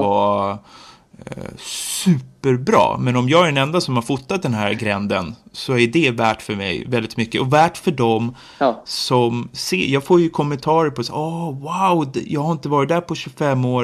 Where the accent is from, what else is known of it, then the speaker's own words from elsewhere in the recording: Nacka, Stockholm County, Sweden; now in Jordbro, Sweden; jag kommer från Nacka kommun men bor i Jordbro nu, Haninge kommun